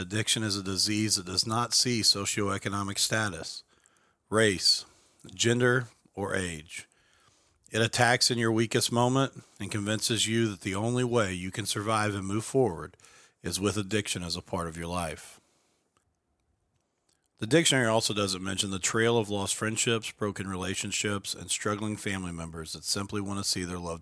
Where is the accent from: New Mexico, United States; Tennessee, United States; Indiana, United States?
Indiana, United States; Mitchell; Ashley and I grew up together in Mitchell, Indiana, a small rural town in southern Lawrence County.